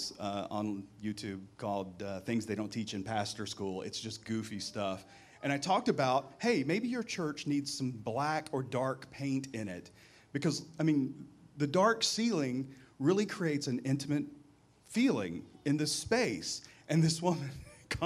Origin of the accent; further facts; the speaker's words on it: Mississippi, United States; moved away; to the South where I grew up in Mississippi